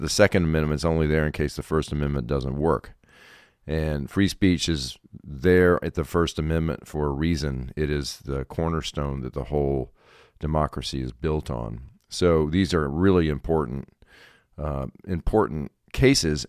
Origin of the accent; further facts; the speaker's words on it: South Carolina, United States; South Carolina is my home state.